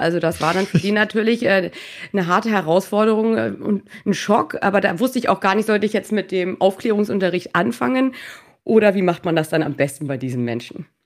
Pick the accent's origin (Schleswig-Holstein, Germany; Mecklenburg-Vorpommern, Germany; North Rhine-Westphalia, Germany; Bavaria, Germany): Schleswig-Holstein, Germany; Norderstedt; moved away as an adult; also born or lived in Hannover; now in Mallorca, Spain; komme ursprünglich aus dem Norden Deutschlands, aus Norderstedt bei Hamburg